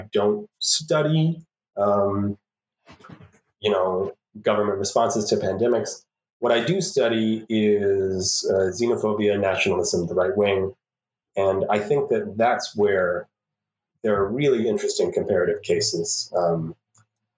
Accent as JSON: {"language": "English", "town": "St. Louis", "region": "Missouri", "country": "United States", "tie": "born or raised there", "said": "as a native St. Louisan"}